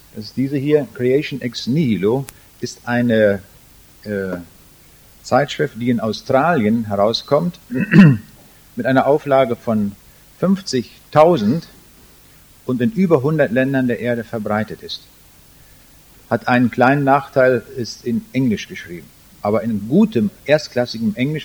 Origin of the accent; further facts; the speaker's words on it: Germany; also born or lived in Braunschweig; als Deutsche